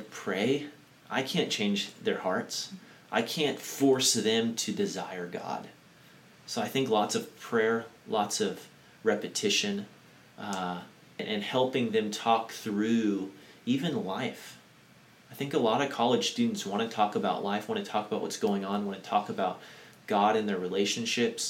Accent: United States; we as maybe American Christians

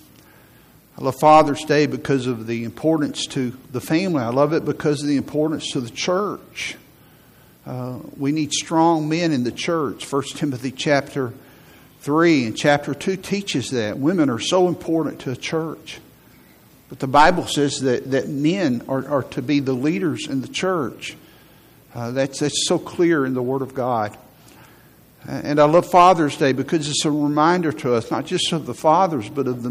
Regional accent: Huntsville, Alabama, United States; also born or lived in Virginia / Tennessee; I grew up in Huntsville. And for most of my life, I've lived here.

